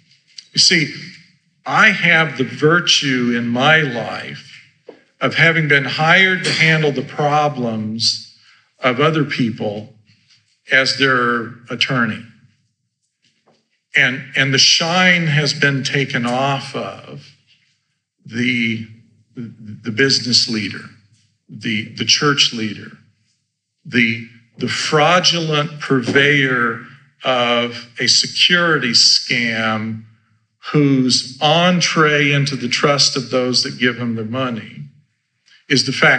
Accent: Idaho, United States; I grew up in Idaho, mind you.

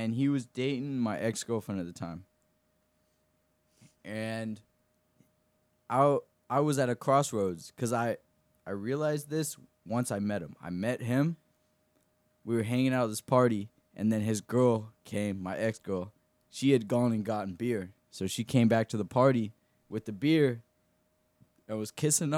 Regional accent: Orlando, Florida, United States; born or raised there; also born or lived in Conway, Florida

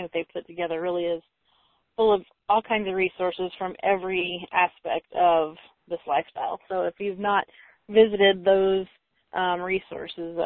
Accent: Indiana, Illinois area, Midwest, United States; moved away; we're from Indiana, Illinois area originally

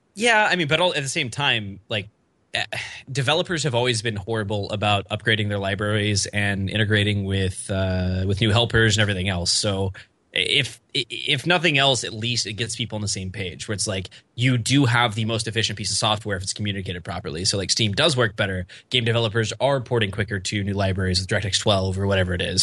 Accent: Oklahoma, United States; I'm from Oklahoma.

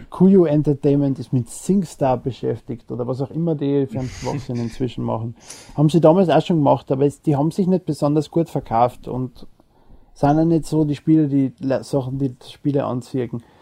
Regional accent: Austria; Okay. Ich bin Österreicher.

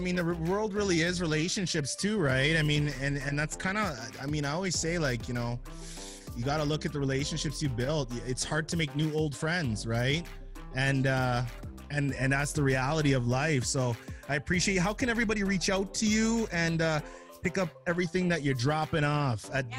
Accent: Jamaica; and I as a Jamaican, I always hate to admit it

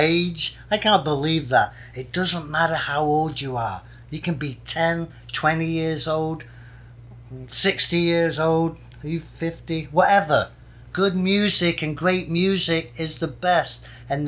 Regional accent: Manchester, North West England, United Kingdom; also born or lived in California; now in Florida, United States; born and raised in Manchester, England, and now reside in Florida, USA

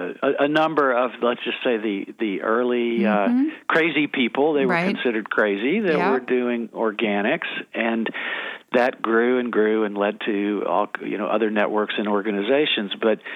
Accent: Chattanooga, Tennessee, United States; moved away; I'm from Chattanooga, Tennessee.

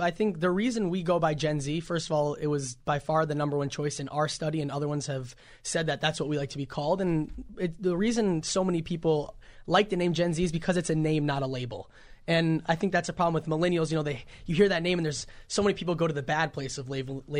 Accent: Minneapolis, Minnesota, United States; I'm 18 from Minneapolis, Minnesota.

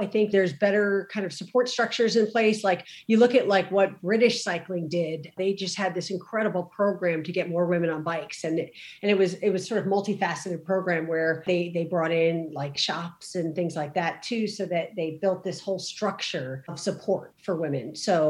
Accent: New Jersey, United States; I grew up in New Jersey.

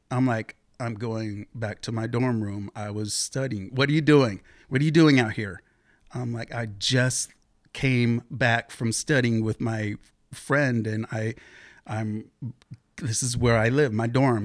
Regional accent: Beaverton, Oregon, United States; born or raised there; also born or lived in Seattle, Washington / Portland, Oregon

